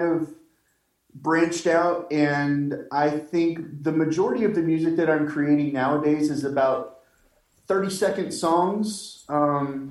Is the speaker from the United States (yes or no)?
yes; Missouri, United States; I am from Missouri. My family comes from Kentucky